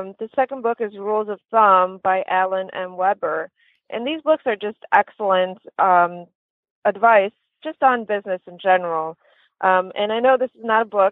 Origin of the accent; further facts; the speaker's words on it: Lithuania; moved away; I'm originally from Lithuania and grew up with very little opportunities and many setbacks